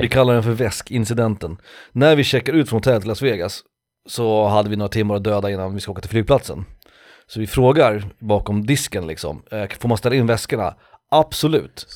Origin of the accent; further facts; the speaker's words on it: Sweden; jag är svensk